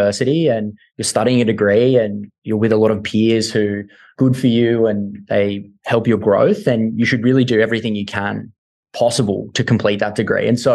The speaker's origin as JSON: {"language": "English", "town": "Gold Coast", "region": "Queensland", "country": "Australia", "tie": "born or raised there", "moved": "yes", "said": "I come from a town called the Gold Coast"}